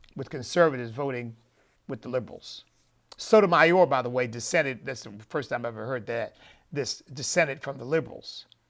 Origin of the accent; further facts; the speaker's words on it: United States; I'm an American